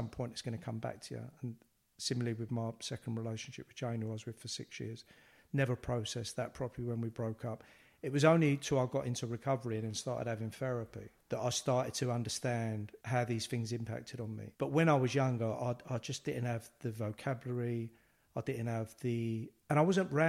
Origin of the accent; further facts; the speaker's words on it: London, United Kingdom; growing up in the East End